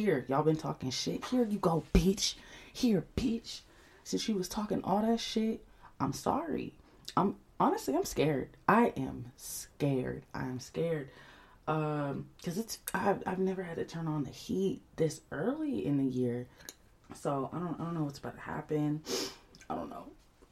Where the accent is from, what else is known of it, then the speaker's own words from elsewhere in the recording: Atlanta, Georgia, United States; I'm Somali American, born and raised on the south side of Atlanta